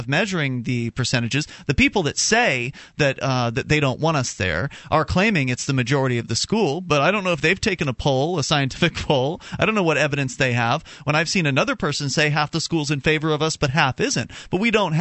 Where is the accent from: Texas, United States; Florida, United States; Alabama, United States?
Florida, United States; Sarasota; my hometown of Sarasota, Florida